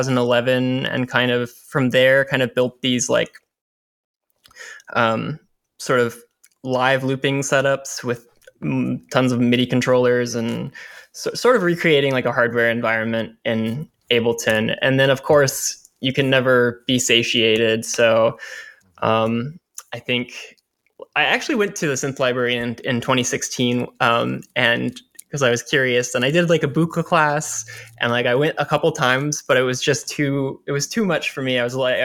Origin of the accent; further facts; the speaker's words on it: Springfield, Missouri, United States; Yeah, Springfield, Missouri, Southern Missouri.